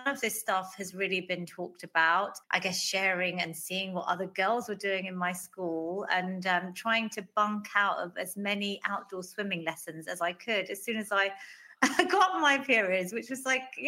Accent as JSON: {"language": "English", "region": "London", "country": "United Kingdom", "tie": "born or raised there", "said": "I was born in London, Northwest London, same house that my parents are still living in."}